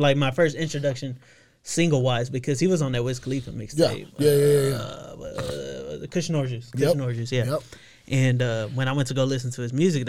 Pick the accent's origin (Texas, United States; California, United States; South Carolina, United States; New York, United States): Texas, United States; Waco; I'm from Waco.